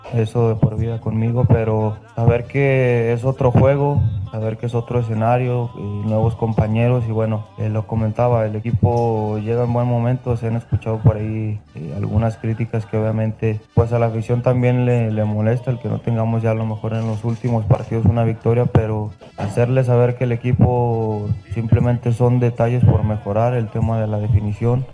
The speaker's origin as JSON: {"language": "Spanish", "region": "Jalisco", "country": "Mexico", "tie": "born or raised there", "also_born_or_lived": "Guerrero", "moved": "yes"}